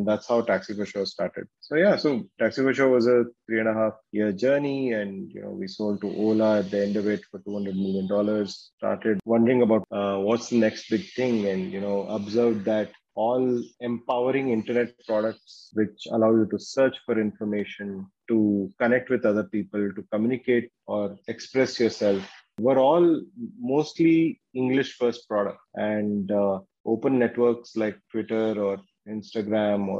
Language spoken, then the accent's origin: English; Bangalore, Karnataka, India; also born or lived in Surathkal / Ahmedabad; I'm from Bangalore. I'm a Kannadiga. Was born in Bangalore and did my schooling here